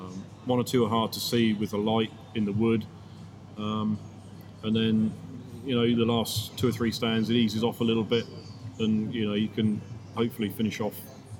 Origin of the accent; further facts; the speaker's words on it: Hampshire, South East England, United Kingdom; Okay, so I'm 41 years old. I'm from Hampshire, which is about an hour west of London.